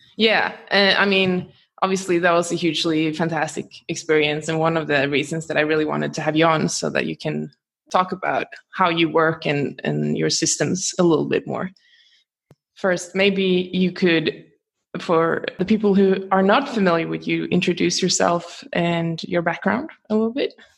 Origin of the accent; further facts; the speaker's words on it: Gothenburg, Västra Götaland, Sweden; now in Australia; I am from Gothenburg